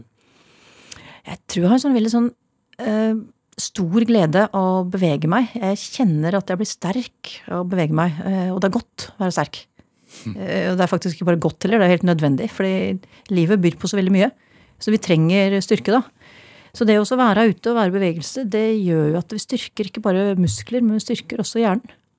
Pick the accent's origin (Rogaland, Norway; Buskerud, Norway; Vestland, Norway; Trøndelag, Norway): Buskerud, Norway; Ringerike; also born or lived in Oslo, Norway; now in Steigen, Norway; Jeg kommer fra Åsbygda på Ringerike